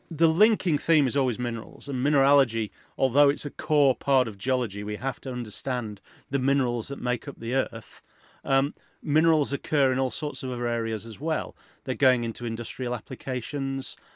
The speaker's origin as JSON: {"language": "English", "region": "Yorkshire and the Humber", "country": "United Kingdom", "tie": "born or raised there", "said": "I grew up in Yorkshire"}